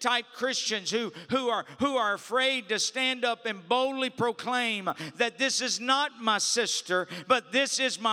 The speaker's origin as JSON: {"language": "English", "region": "Louisiana", "country": "United States", "said": "I'm from Louisiana"}